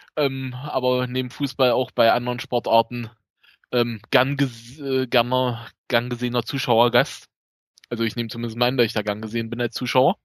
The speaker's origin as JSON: {"language": "German", "area": "Magdeburg region", "region": "Saxony-Anhalt", "country": "Germany", "accent": "East German", "said": "ich komme aus dem Osten, wie man vielleicht an der Stimme, am Akzent"}